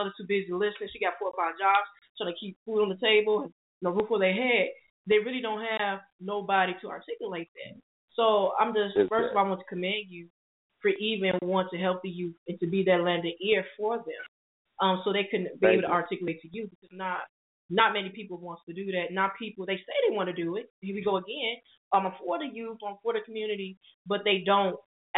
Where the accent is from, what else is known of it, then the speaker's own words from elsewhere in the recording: Chicago, Illinois, United States; I'm from Chicago. I live here